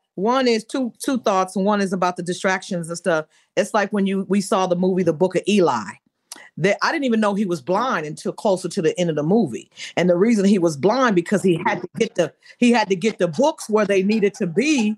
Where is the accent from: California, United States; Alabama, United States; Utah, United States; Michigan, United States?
Michigan, United States; Benton Harbor; I'm from Benton Harbor